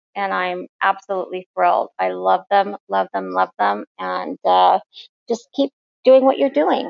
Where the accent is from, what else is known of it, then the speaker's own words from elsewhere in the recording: United States; now in Ireland; I'm from America, but I live in Ireland.